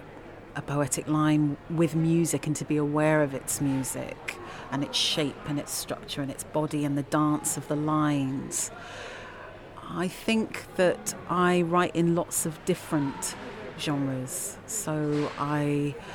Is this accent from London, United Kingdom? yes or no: yes; London, United Kingdom; moved away as an adult; also born or lived in New York; now in Leeds, United Kingdom; I'm a Londoner, and London is also my home